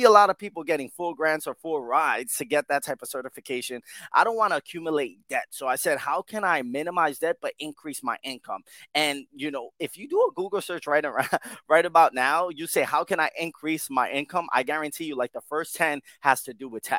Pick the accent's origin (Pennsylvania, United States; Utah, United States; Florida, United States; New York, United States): New York, United States; Yonkers; also born or lived in Bronx, New York; I was born in the Bronx and raised in Yonkers all my life, and I'm currently in Yonkers, New York now